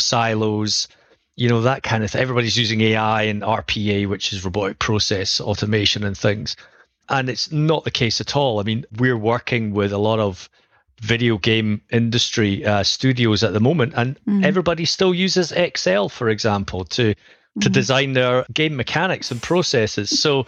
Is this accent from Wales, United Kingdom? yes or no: no; Edinburgh, Scotland, United Kingdom; accent: Scottish; I am from Edinburgh in Scotland for anyone who can recognize a Scottish tone.